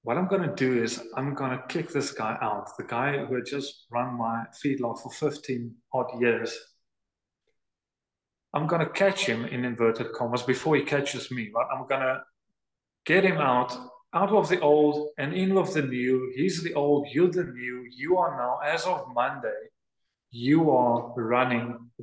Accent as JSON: {"language": "English", "country": "South Africa", "also_born_or_lived": "North Dakota", "lives_now": "Wilderness, South Africa", "said": "I'm from South Africa, for goodness sakes. I mean, we hardly get winter"}